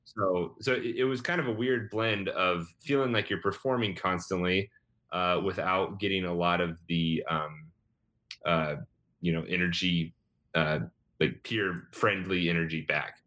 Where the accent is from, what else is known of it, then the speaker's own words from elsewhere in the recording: Rogersville, Missouri, United States; moved away as an adult; now in Chicago, United States; I grew up in Rogersville, Missouri, which is outside of Springfield, Missouri